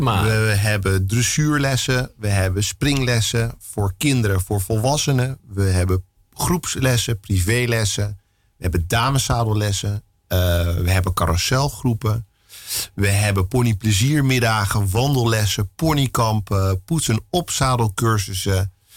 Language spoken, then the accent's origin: Dutch; Amsterdam, North Holland, Netherlands; Ik ben opgegroeid op de Menege. Mijn ouders hadden al een menege toen ik geboren werd